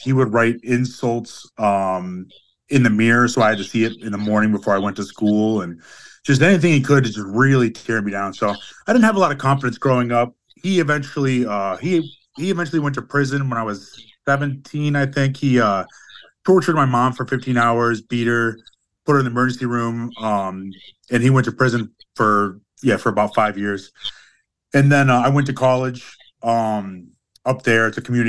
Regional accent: Upper Peninsula of Michigan, United States; also born or lived in West Virginia; I'm from Michigan. I was born in West Virginia. I moved to the Upper Peninsula of Michigan when I was in second grade, or going into second grade. I lived there until about the second year. I was about 20 years old, and then I moved downstate

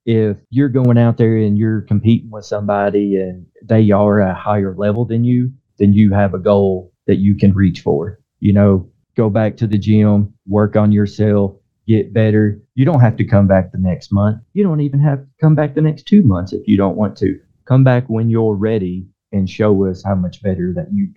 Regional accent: Harrisburg, Kentucky, United States; my hometown has had several different martial arts schools come and go, but within the last couple of years, we've been doing pretty good about keeping some type of combat sports training within Harrisburg

